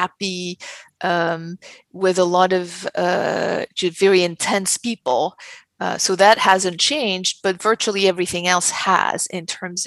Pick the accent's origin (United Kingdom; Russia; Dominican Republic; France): France; moved away as an adult; also born or lived in New York / Los Angeles; But I was born and raised in France.